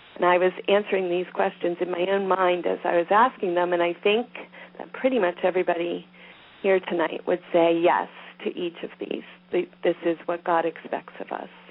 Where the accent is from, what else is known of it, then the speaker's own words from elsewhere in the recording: Pennsylvania, United States; I'm from Pennsylvania.